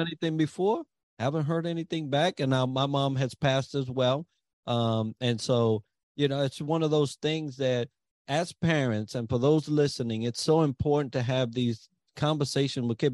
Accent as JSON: {"language": "English", "town": "New York City", "region": "New York", "country": "United States", "tie": "born or raised there", "said": "I grew up in the Bronx"}